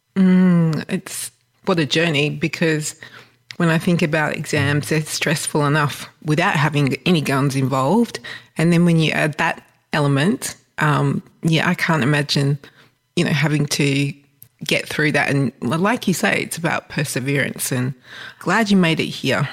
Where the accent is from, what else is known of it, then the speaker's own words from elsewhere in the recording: Australia; someone who grew up in Australia